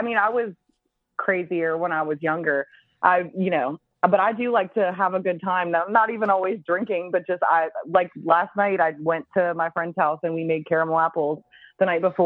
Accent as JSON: {"language": "English", "town": "Baton Rouge", "region": "Louisiana", "country": "United States", "also_born_or_lived": "Boston, Massachusetts"}